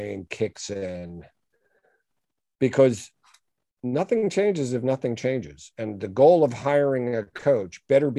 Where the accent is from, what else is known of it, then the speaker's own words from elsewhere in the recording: New York, United States; I'm a New Yorker